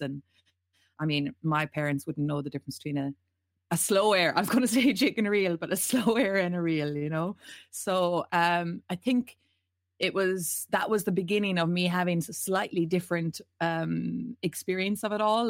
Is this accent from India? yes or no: no; County Mayo, Connacht, Ireland; we're all proud people from Mayo